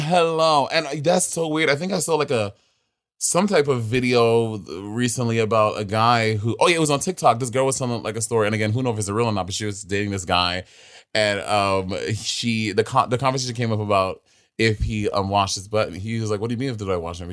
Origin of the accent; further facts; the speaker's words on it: New York City, New York, United States; I am born and raised in Brooklyn